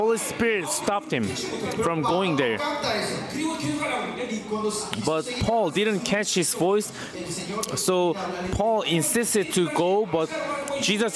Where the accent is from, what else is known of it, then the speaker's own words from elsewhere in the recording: South Korea; first language Korean; English is a second language; I'm a Korean